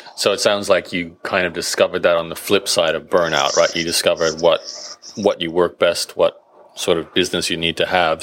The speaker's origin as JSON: {"language": "English", "town": "Brisbane", "region": "Queensland", "country": "Australia", "tie": "born or raised there", "said": "Brisbane, my hometown."}